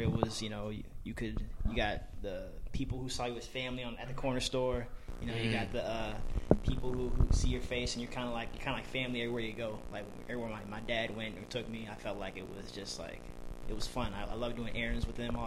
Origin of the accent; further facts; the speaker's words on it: Oakland, California, United States; moved away as an adult; now in Washington, D.C., United States; I'm from Oakland, California originally. I've been out in D.C. for like 6 years